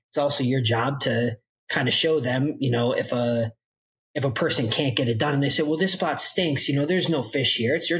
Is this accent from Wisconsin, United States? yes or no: no; Minnesota, United States; moved away as an adult; also born or lived in San Diego / Catalina Island; I was born and raised in Minnesota.